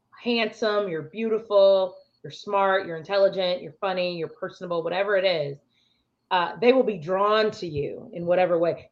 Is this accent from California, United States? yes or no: no; Chicago, Illinois, United States; I'm from Chicago